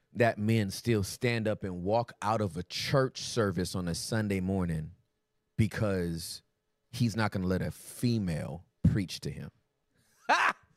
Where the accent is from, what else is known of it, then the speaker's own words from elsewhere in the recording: California, United States; moved away as an adult; also born or lived in Texas; I'm from Cali